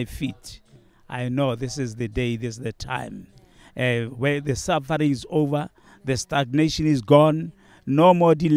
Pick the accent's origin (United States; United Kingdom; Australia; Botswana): Botswana; from Botswana